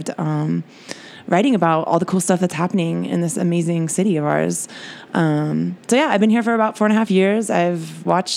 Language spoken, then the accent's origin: English; San Francisco, California, United States; moved away as an adult; now in Mexico City, Mexico; I'm from San Francisco.